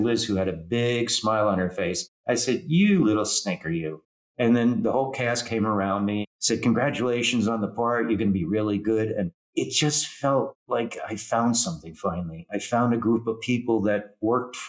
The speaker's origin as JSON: {"language": "English", "region": "New Jersey", "country": "United States"}